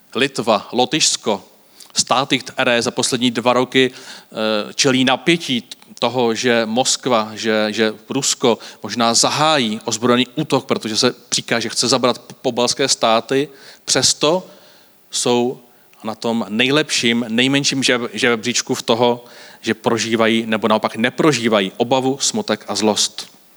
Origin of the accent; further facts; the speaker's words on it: Varnsdorf, Ústí nad Labem Region, Czechia; Já pocházím z Avansdorfu